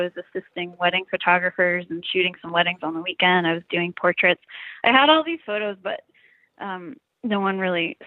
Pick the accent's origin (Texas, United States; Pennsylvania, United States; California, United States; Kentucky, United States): Pennsylvania, United States; Easton; I grew up in Easton, Pennsylvania